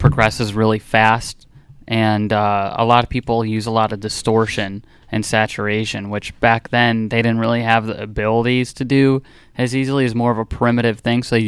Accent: Wadsworth, Ohio, United States; I'm from Wadsworth, Ohio

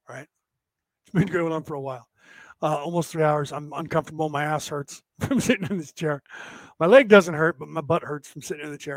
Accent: United States; I was born in America

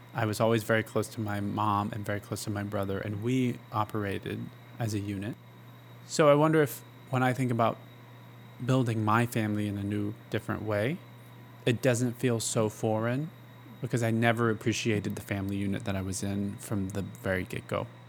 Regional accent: Gainesville, Georgia, United States; Born and raised in North Georgia

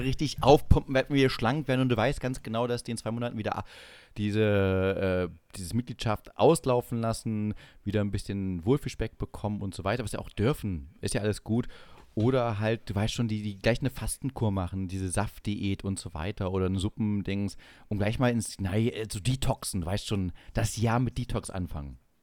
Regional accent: East Germany, Germany; als Ossi

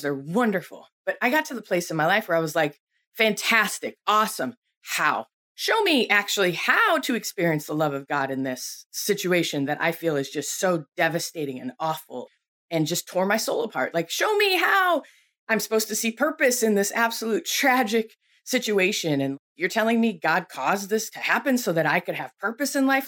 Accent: Buffalo, New York, United States; I grew up in Buffalo, New York

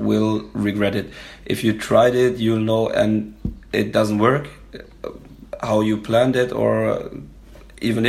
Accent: Germany; we're from Germany

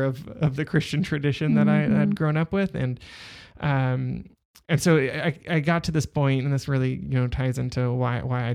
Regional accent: Southern California, United States; I grew up in Southern California

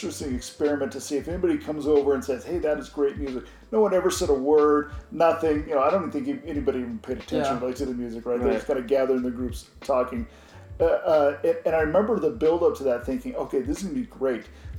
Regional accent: Oregon, United States; In Oregon.

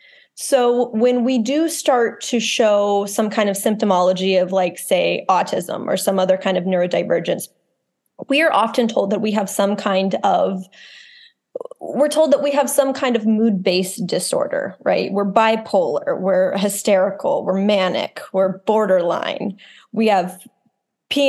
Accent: Texas, United States; I'm from Texas, I'm from the South

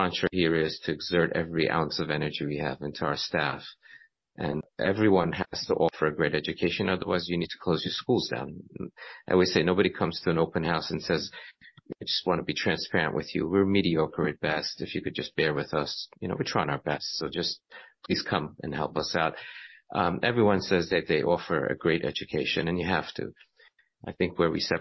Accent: Iran; also born or lived in Nassau County, New York; now in Boca Raton, United States; I was born in Iran, and Baruch Hashem, I had a chance to end up in yeshiva

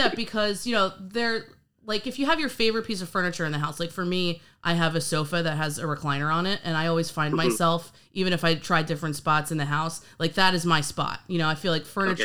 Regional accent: New York, United States; I'm actually from New York as well.

